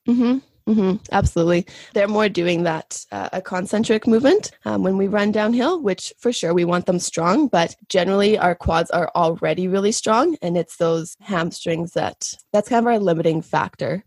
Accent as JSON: {"language": "English", "region": "Saskatchewan", "country": "Canada", "also_born_or_lived": "Spain", "moved": "as an adult", "lives_now": "Calgary, Canada", "said": "I'm originally from Saskatchewan, And that's where I did my undergrad."}